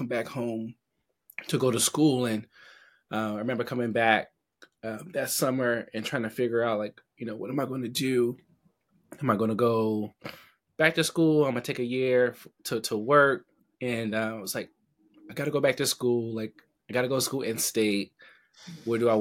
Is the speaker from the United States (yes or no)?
yes; Baltimore, Maryland, United States; also born or lived in Richmond, Virginia; where I grew up in West Baltimore